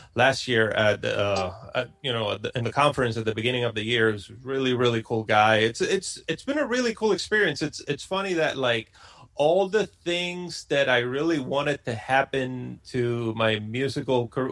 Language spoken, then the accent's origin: English; Puerto Rico; moved away as an adult; born and raised in Puerto Rico. I lived there till I was uh, 23 years old